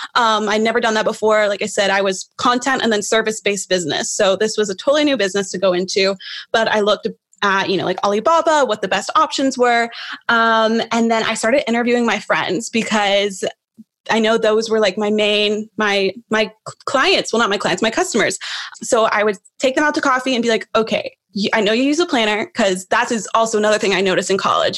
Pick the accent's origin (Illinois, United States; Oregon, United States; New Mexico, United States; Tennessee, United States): Tennessee, United States; Knoxville; also born or lived in Nashville, Tennessee; my hometown is Knoxville